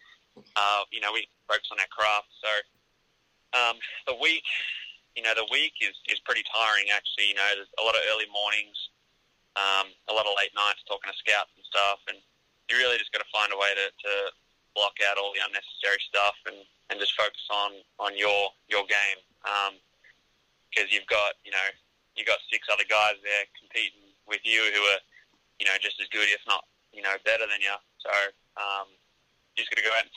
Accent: Australia; moved away as an adult; being Australian

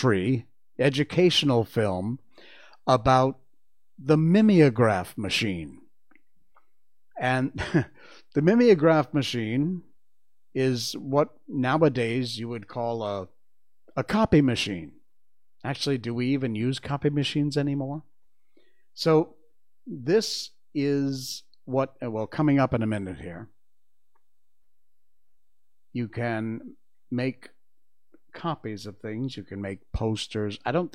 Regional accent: Cornwall, Connecticut, United States; the water in Cornwall where I grew up

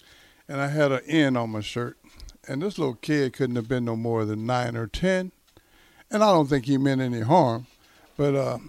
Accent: Texas, United States; like I'm from Texas.

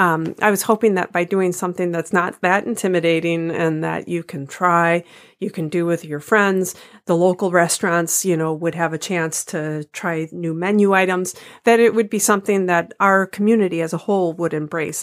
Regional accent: United States; as an American

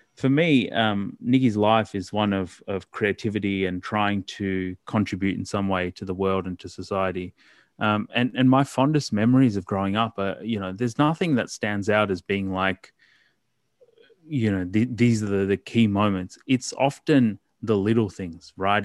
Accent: Melbourne, Victoria, Australia; also born or lived in Ghaziabad, India / Port Lincoln, South Australia; I grew up primarily in Melbourne

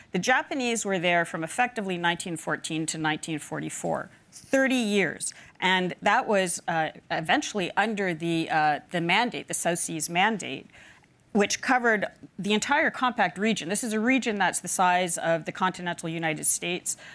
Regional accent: Palau; growing up in Palau, geopolitics is very close. You see the relics of it all over the country.

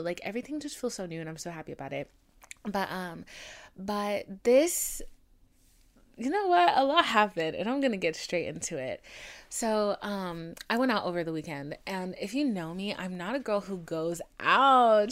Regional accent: Atlanta, Georgia, United States; I'm from Atlanta

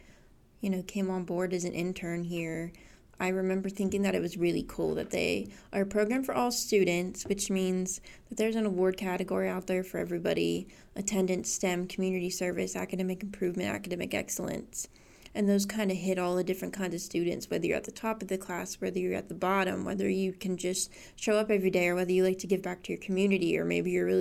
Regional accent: Johnstown, Pennsylvania, United States; I'm from Johnstown

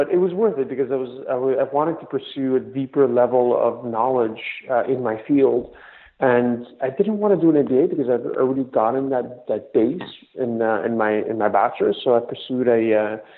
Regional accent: Montreal, Quebec, Canada; My parents immigrated from Greece the late 70s, but I was born and raised in Montreal

